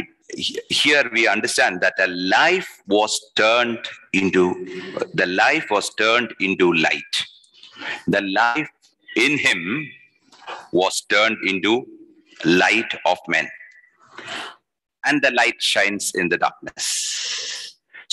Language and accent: English; Kerala, India; I'm from Kerala